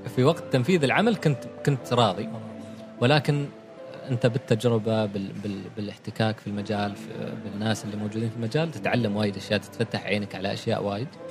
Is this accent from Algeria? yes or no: no; Oman; إحنا كعمانيين